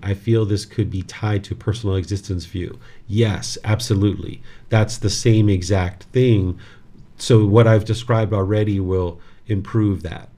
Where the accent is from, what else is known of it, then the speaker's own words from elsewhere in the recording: United States; this body was born in America